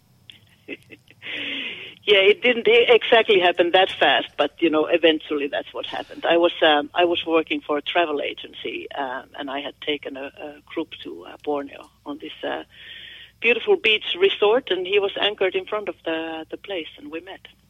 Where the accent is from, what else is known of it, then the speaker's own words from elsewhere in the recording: Finland; accent: Finnish; English is a second language; moved away as an adult; now in United States; I'm from Finland